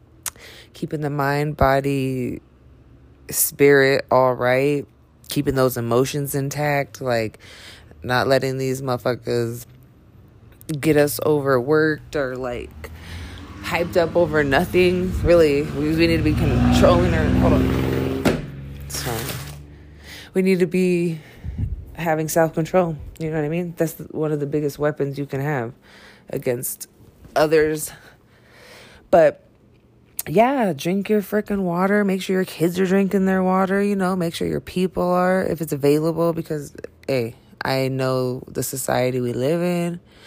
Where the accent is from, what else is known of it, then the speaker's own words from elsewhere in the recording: Ventura, California, United States; also born or lived in Billings, Montana; because I grew up in Ventura, California, you know, and then I moved to Billings, Montana. Then I moved back to Cali for a while.